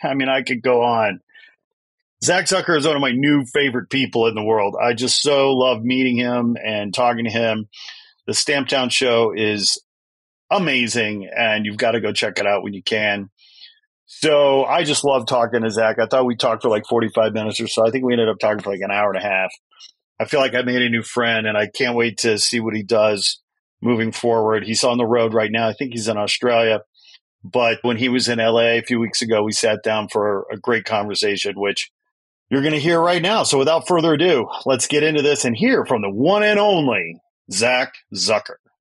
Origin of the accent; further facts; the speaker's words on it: outside Chicago, Illinois, United States; I grew up outside Chicago, but, you know, lived in Chicago for a long time